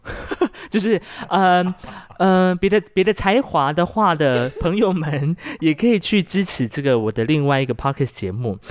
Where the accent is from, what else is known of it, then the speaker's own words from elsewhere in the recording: Hualien County, Taiwan; 来自华联阿美族